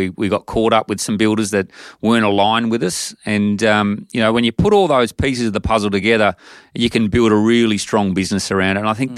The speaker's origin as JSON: {"language": "English", "town": "Gunnedah", "region": "New South Wales", "country": "Australia", "said": "I'm a kid from Gunnedah in country New South Wales. And when I moved to Sydney, I fell in love with property"}